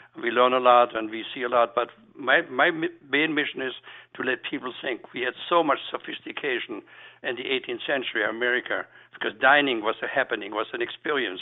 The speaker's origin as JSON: {"language": "English", "area": "Black Forest", "region": "Baden-Württemberg", "country": "Germany", "moved": "yes", "lives_now": "Philadelphia, United States", "said": "Being that I'm a European chef and being that I'm from the Black Forest region"}